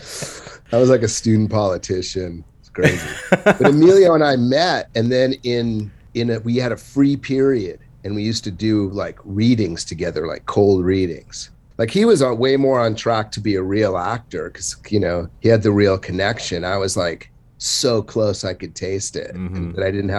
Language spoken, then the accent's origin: English; Santa Monica, California, United States; I'm like from Santa Monica, which wasn't the rich Santa Monica. It was just a working class kind of town back then